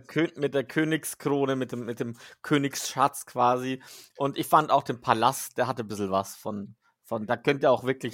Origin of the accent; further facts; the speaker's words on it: Switzerland; als Schweizer, als Schweizer